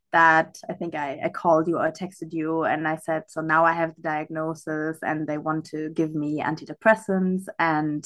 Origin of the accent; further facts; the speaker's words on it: Germany; also born or lived in Africa / United States / Europe; now in Algarve, Portugal; I'm originally from Germany, but I would always say I'm a citizen of the world.